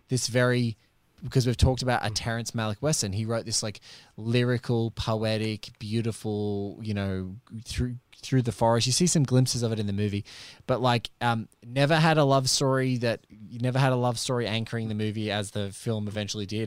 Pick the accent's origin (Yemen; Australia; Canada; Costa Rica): Australia; as an Aussie